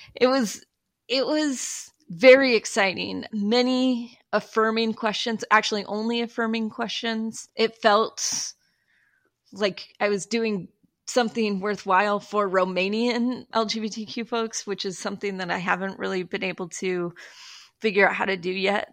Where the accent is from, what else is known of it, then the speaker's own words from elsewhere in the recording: Utah, United States; I grew up in Utah